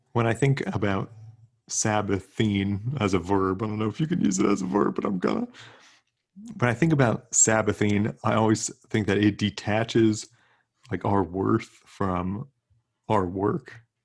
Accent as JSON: {"language": "English", "region": "South Central Pennsylvania", "country": "United States", "said": "I'm from South Central P"}